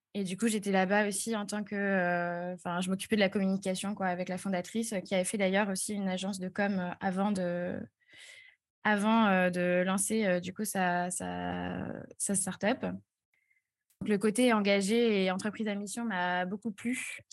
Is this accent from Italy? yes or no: no; Strasbourg, Grand Est, France; also born or lived in Toulouse; j'ai 23 ans, je viens de Strasbourg.